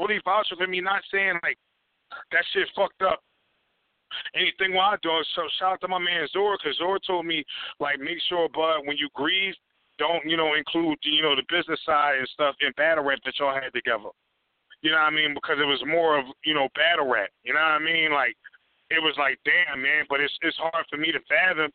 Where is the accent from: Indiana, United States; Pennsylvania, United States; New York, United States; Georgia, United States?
Pennsylvania, United States; Philadelphia; I'm from West Philly